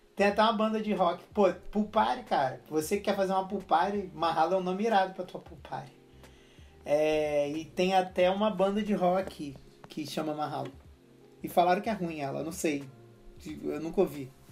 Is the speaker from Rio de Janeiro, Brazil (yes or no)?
yes; Rio de Janeiro, Brazil; eu sou carioca